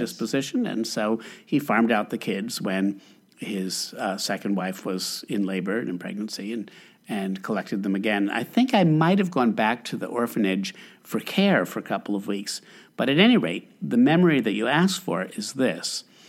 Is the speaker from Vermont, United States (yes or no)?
no; Albany, New York, United States; I grew up in Albany, New York